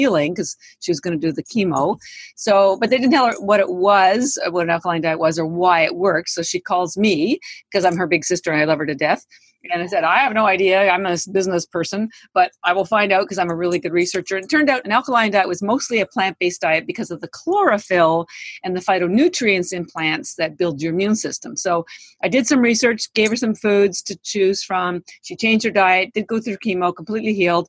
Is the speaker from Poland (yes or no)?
no; Canada; now in United States; I am Canadian, but I've lived in the United States for 33 years